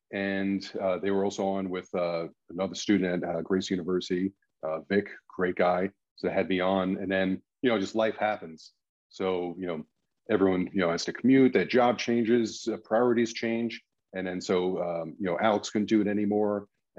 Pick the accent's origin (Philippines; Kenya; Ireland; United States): Ireland; That's what's great about, you know, being Irish, is Irish funerals.